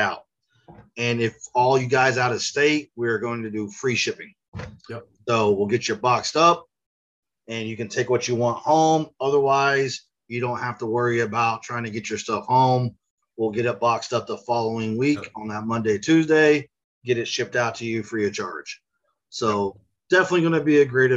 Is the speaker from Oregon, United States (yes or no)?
no; Tulsa, Oklahoma, United States; now in Oklahoma City, United States; I'm from Tulsa, so it's a little bit more hilly where I'm from, on the northeast side of Oklahoma.